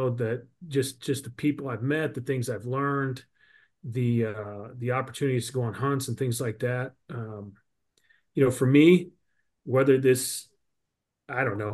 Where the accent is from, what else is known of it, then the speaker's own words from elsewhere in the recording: Southwest Missouri, United States; I'm in Southwest Missouri, born and raised, fourth generation on a family farm